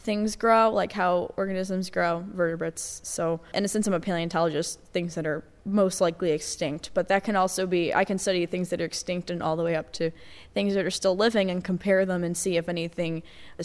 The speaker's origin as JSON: {"language": "English", "region": "Connecticut", "country": "United States", "tie": "born or raised there", "also_born_or_lived": "North Carolina", "moved": "as an adult", "lives_now": "New York City, United States", "said": "I was born and raised in Connecticut"}